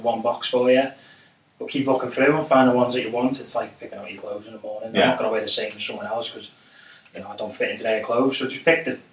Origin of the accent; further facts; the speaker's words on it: United Kingdom; I'm British